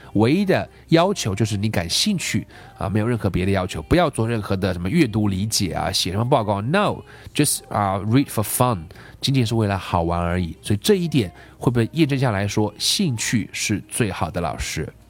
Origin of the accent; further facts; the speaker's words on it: China; 包括我们中国这个社会